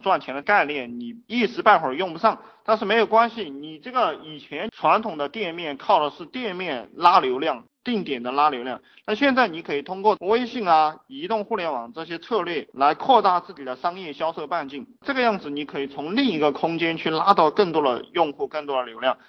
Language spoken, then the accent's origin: Chinese; China; 我们中国人因为。都觉得那个东西会做嘛